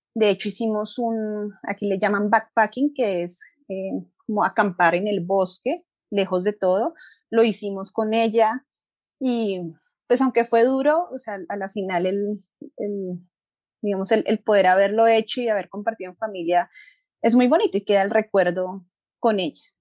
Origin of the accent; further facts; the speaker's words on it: Bogotá, Colombia; moved away as an adult; also born or lived in Costa Rica; now in Colorado, United States; yo nací en Bogotá y viví casi toda mi vida en una jungla de cemento